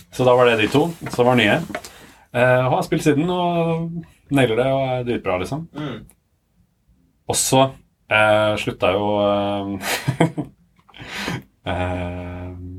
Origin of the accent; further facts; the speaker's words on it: Sandvika, Akershus, Norway; jeg er fra Sandvika. Ja. Og fra Bærum. Og um, har liksom vokst opp i, på Kalvøya